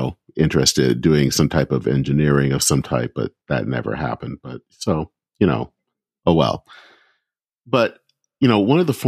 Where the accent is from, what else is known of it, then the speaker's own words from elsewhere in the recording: Flint, Michigan, United States; moved away; my hometown of Flint, Michigan